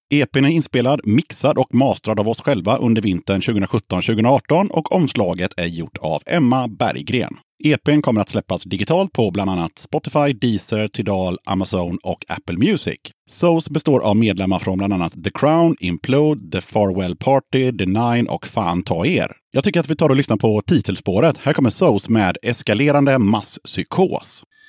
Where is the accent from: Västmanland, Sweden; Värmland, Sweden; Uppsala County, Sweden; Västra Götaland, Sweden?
Västra Götaland, Sweden; Gothenburg; Born and raised i Göteborg